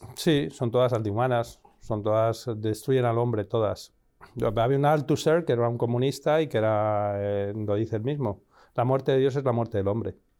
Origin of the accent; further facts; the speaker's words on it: Madrid, Community of Madrid, Spain; moved away; soy nacido en España, en, Madrid